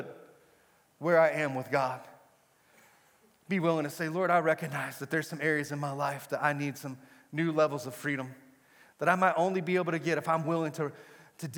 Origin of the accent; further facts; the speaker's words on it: Amarillo, Texas, United States; moved away as an adult; also born or lived in Brownsville, Texas; I was born and raised in Amarillo on the Texas Panhandle